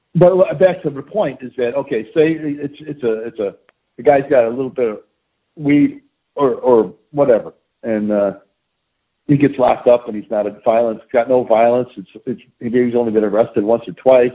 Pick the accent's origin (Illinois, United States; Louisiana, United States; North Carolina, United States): Illinois, United States; Chicago; I grew up again in the Coldwater Flat near the stockyards here